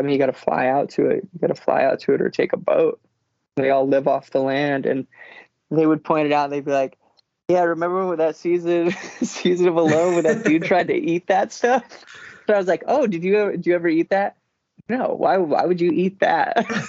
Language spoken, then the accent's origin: English; Alaska, United States; now in Portland, United States; I grew up in Alaska, kind of all over the state. My parents were dog sled mushers, so we just ended up traveling around a lot growing up.